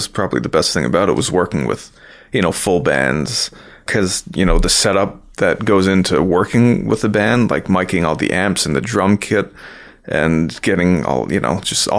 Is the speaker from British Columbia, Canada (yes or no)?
no; Toronto, Ontario, Canada; now in Toronto, Canada; I came up in Scarborough, which isn't too far from here. It's about a, you know, less than a half an hour drive. So I came up in that area and then moved to Toronto about 10 years, actually maybe more than 10 years ago.